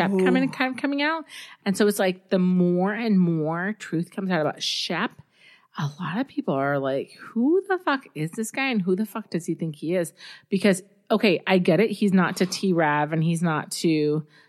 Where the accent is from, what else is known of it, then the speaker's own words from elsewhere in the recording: South Texas, United States; moved away; also born or lived in Southern California; I grew up in the South. So, South Texas